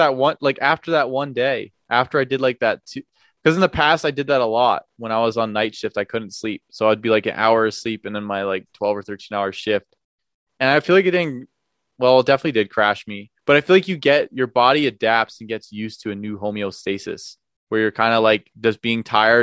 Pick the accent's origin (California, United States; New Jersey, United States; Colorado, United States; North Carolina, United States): New Jersey, United States; I'm from New Jersey